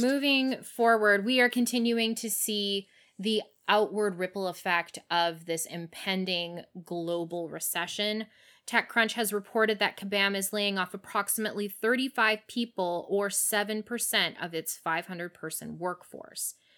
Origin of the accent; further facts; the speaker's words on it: Canada; now in United States; even as a Canadian, I didn't quite understand when I moved here